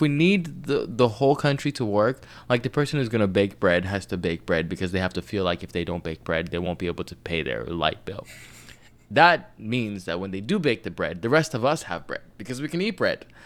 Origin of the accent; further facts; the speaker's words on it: Nigeria; I'm Nigerian